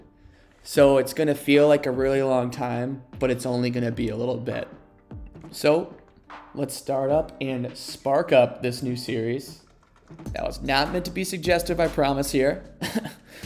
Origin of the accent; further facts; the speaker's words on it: United States; I'm an American